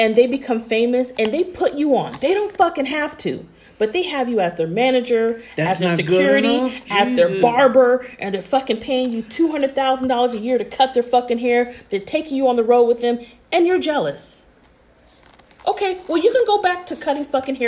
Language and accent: English; Bay Area, California, United States; accent: Bay Area; my Bay Area accent